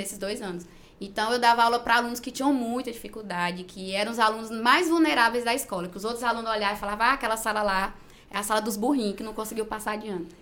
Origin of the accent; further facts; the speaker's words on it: Gurupi, Tocantins, Brazil; eu nasci mesmo em Gurupi, sou gurupiense da Gema